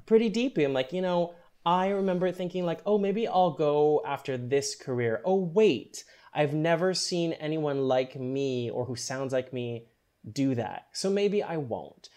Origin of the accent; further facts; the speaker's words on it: Canada; I was born in Canada